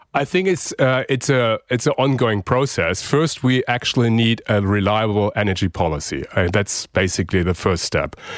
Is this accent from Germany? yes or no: yes; Germany; now in Australia; my home country, Germany